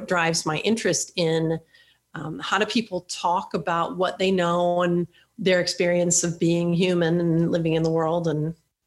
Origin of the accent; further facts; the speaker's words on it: Sweden; now in United States; I grew up in Sweden. I'm a Swedish citizen. I have lived in the United States now for more than half of my life.